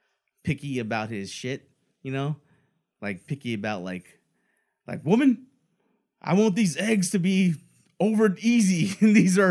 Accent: United States; since we're American

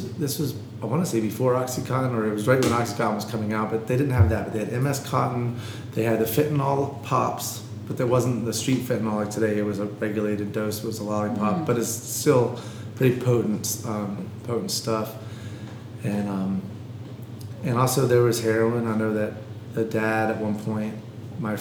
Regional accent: Gastonia, North Carolina, United States; moved away; growing up in Gastonia, where drugs were everywhere, and people experimented

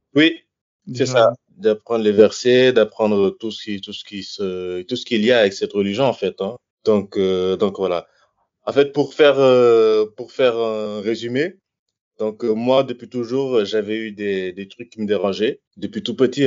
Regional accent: Senegal; moved away as an adult; also born or lived in south of France; now in France; je viens du Sénégal, j'ai 35 ans. je suis arrivé en France quand j'avais 18 ans.

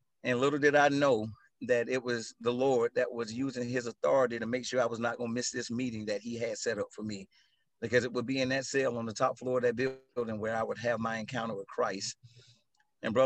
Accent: Atlanta, Georgia, United States; I grew up in South DeKalb, right here in Atlanta

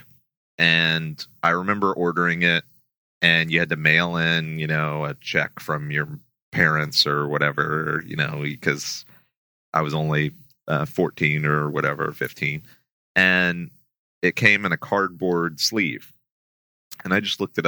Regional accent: Houston, Texas, United States; I grew up in Houston

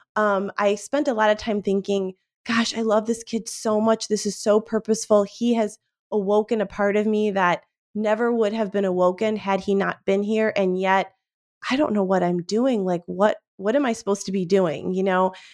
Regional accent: Cleveland, Ohio, United States; we grew up in Cleveland, Ohio, like, yes, Cleveland, Ohio

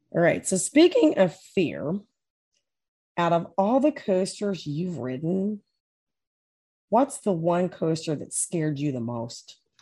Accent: Maysville, Kentucky, United States; I grew up back in Maysville, Kentucky.

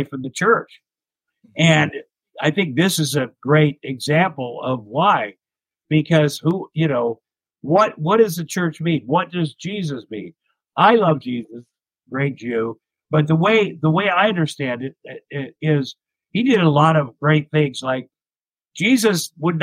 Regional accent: Ottumwa, Iowa, United States; moved away as an adult; also born or lived in Minneapolis, Minnesota; when I grew up in Iowa

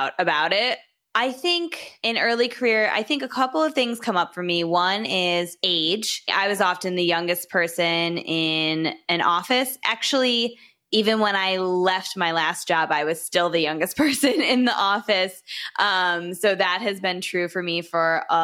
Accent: Michigan, United States; I'm from Michigan. I went to college here.

